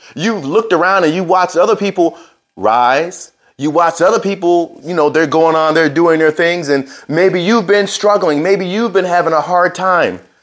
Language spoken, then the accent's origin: English; New Jersey, United States; I grew up in Jersey, in New Jersey.